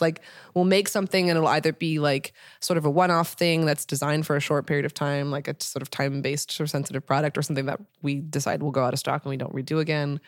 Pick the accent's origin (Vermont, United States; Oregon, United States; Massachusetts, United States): Oregon, United States; Portland; moved away as an adult; now in Los Angeles, United States; I'm coming from Portland